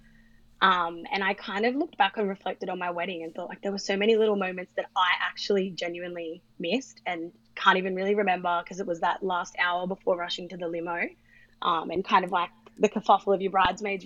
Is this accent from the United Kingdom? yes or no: no; Sydney, New South Wales, Australia; I'm 29 and from Sydney.